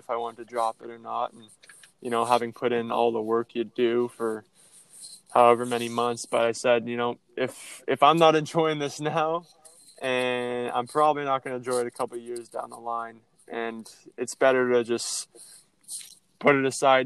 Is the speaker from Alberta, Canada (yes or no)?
no; Iroquois Falls, Ontario, Canada; born or raised there